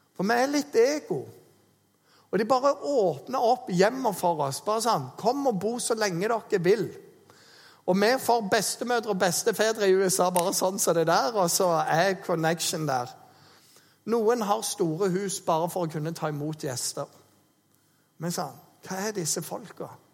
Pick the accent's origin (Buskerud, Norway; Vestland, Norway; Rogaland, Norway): Rogaland, Norway; Jæren; moved away; Jeg er jo en jærbu